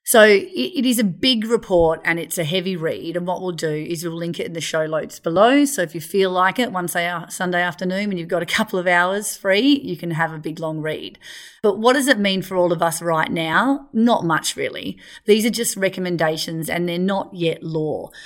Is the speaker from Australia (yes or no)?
yes; Australia; accent: Australian; also born or lived in Perth; for our accents, we are all Australian.